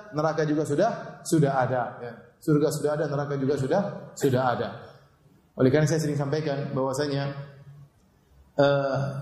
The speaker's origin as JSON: {"language": "Indonesian", "town": "Ceger", "region": "Jakarta", "country": "Indonesia", "said": "Saya orang Ceger, bukan orang Bekasi."}